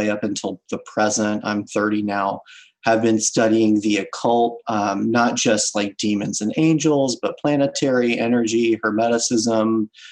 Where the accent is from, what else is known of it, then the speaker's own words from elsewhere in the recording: New Orleans, Louisiana, United States; now in Baltimore, United States; I'm originally from the New Orleans area